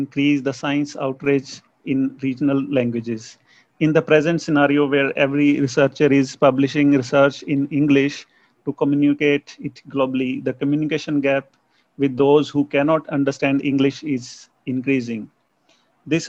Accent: India; English is a second language; I'm from India and I teach microbiology at a college.

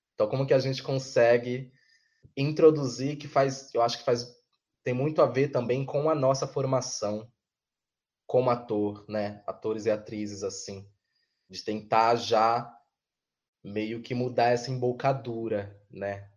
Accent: São Paulo, Brazil; eu que sou de Goianazes

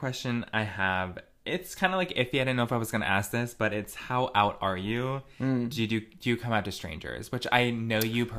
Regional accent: Connecticut, United States; I grew up in Redneck County.

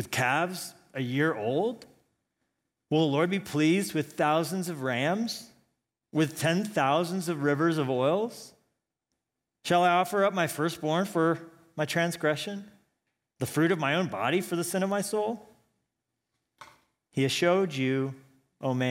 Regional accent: Colorado Springs, Colorado, United States; also born or lived in Pueblo, Colorado; I grew up in Colorado Springs, but I was actually born in Pueblo, Colorado

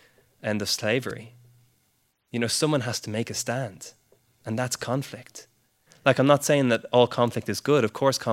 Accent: Ireland; although I'm Irish, I spent my whole life here. My parents are Brits.

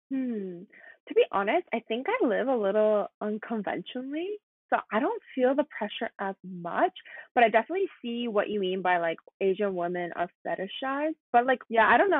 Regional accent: Canada; I grew up in Canada, like pretty much a whole life. I lived in Canada for 20 years.

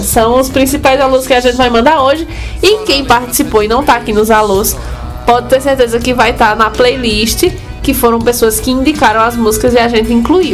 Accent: Santana do Cariri, Ceará, Brazil; minha terra natal, Santana do Cariri

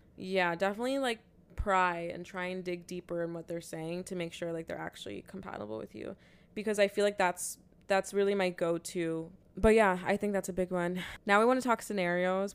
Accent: Toronto, Ontario, Canada; we're from Toronto

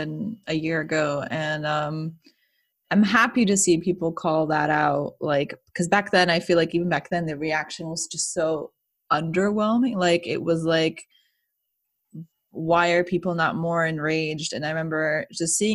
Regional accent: Florida, United States; I'm from there. Like, I'm from Florida.

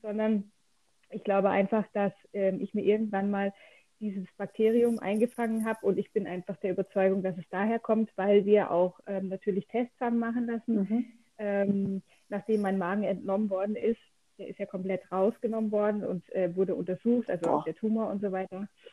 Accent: Lörrach, Baden-Württemberg, Germany; ich komme ganz aus dem Süden Deutschlands, ähm, aus dem Dreiländereck. Deutschland, Schweiz und Frankreich. Ah. Ja, ähm, in der Nähe von Freiburg

